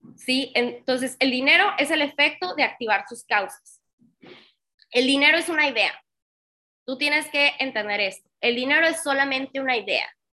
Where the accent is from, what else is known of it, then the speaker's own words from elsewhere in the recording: Tamaulipas, Mexico; moved away as an adult; also born or lived in Monterrey; Yo soy de Tamaulipas, mis papás seguían viviendo en Tamaulipas, yo viviendo en Monterrey